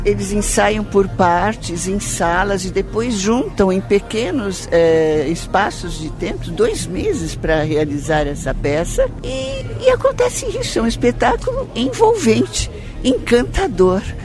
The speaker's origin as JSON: {"language": "Portuguese", "region": "São Paulo", "country": "Brazil", "said": "como paulistana, como sócia e como diretora"}